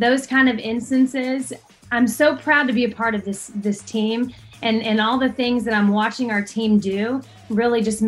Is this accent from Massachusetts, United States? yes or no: no; Dallas, Texas, United States; also born or lived in Southern Illinois; I'm from Dallas, Texas. So I'm definitely a big city girl who's been converted